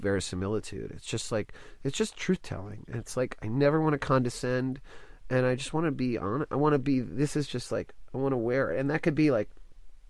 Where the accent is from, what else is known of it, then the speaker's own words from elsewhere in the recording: Dallas, Texas, United States; I grew up in Dallas